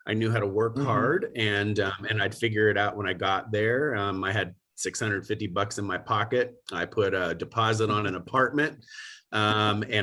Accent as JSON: {"language": "English", "town": "Youngstown", "region": "Ohio", "country": "United States", "tie": "born or raised there", "also_born_or_lived": "Miami, Florida", "moved": "as an adult", "said": "in Northeast Ohio is where I grew up, in Youngstown"}